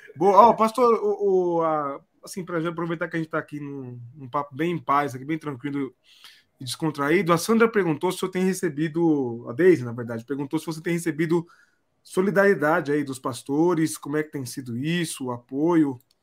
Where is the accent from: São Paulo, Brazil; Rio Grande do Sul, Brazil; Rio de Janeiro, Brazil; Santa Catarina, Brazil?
São Paulo, Brazil; eu sou paulista